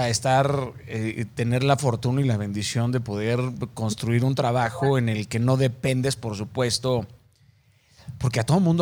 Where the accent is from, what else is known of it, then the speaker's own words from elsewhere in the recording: Mazatlán, Sinaloa, Mexico; En algún momento pensé que era sinaloense. Yo soy de Mazatlán.